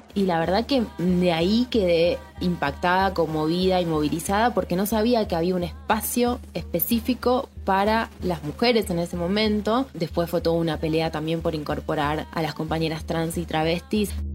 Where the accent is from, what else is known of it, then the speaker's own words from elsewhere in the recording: Ramos Mejía, Buenos Aires Province, Argentina; estaba en el patio de mi casa en Ramos